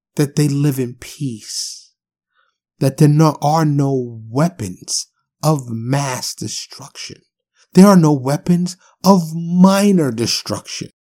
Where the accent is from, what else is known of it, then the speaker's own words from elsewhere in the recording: New York City, New York, United States; also born or lived in Harlem / South Bronx; growing up in New York City